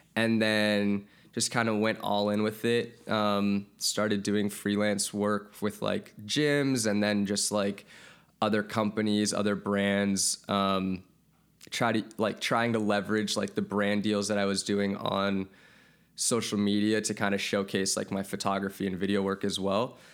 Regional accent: Santa Monica, California, United States; also born or lived in Wisconsin; I was born and raised in Santa Monica

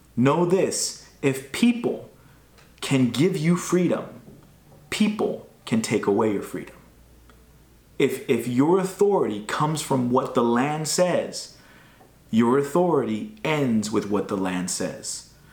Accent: United States; growing up in America, we are taught about freedom

